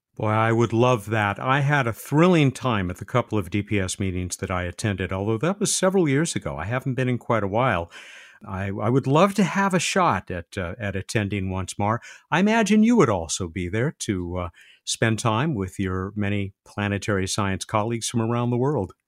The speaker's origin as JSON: {"language": "English", "country": "United States", "said": "I'm an American, American"}